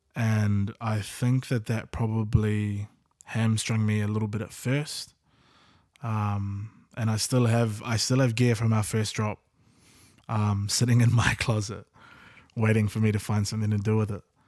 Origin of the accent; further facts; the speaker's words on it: Auckland, New Zealand; we grew up in South Auckland as well, various parts.